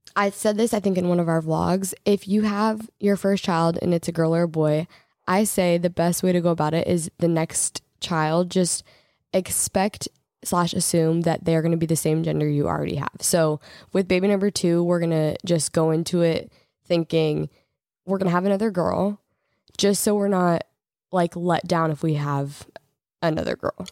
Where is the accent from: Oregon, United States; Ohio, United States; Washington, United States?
Oregon, United States; we're from Oregon